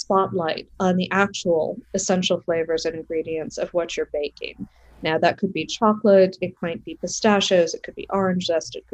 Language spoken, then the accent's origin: English; France; now in New York, United States; growing up in France